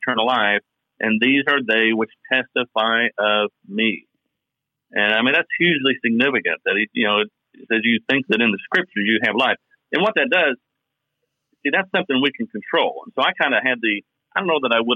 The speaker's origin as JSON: {"language": "English", "region": "Kentucky", "country": "United States", "accent": "Southern drawl"}